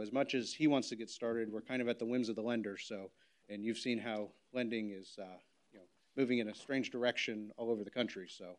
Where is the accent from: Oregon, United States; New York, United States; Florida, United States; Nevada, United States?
Florida, United States; Port Orange; I'm from Port Orange. So this, you know, this isn't very far from home.